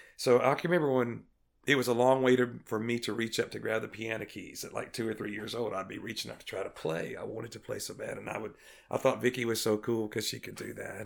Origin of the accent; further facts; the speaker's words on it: Greenwood, Mississippi, United States; I'm from Greenwood, Mississippi, in the Mississippi Delta